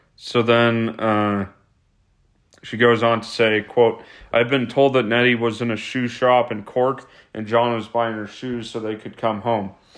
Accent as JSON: {"language": "English", "country": "United States", "said": "I'm a fourth generation American."}